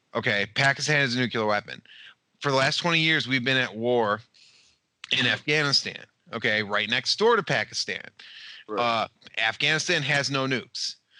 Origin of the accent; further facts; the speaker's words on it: United States; I'm from America.